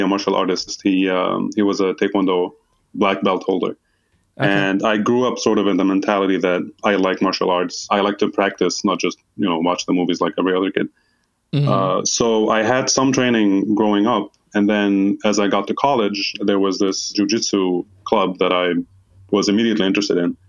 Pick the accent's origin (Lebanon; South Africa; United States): Lebanon; Hasbaya, Nabatieh Governorate; moved away as an adult; I grew up in a small town called Hasbaya. Shout out to anybody from there who's listening. It's in the southeast area of Lebanon